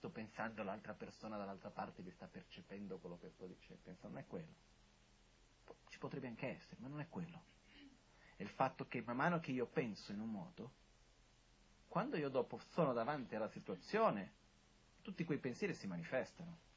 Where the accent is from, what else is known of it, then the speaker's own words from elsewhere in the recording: India; io sono anche cresciuto in monastero in India